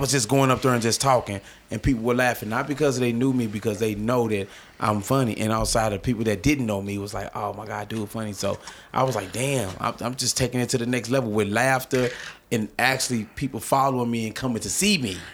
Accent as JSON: {"language": "English", "town": "St. Louis", "region": "Missouri", "country": "United States", "tie": "born or raised there", "said": "I'm from North Saint Louis"}